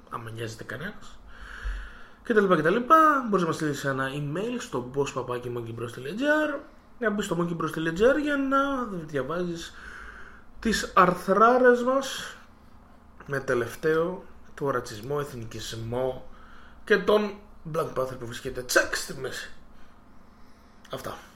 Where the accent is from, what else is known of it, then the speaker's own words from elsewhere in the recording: Cyprus; Είμαστε από Κυπρός.